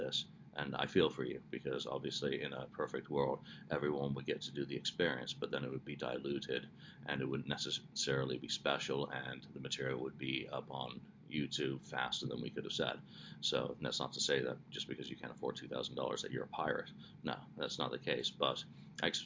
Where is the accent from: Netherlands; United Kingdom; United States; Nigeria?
United Kingdom; England; I am English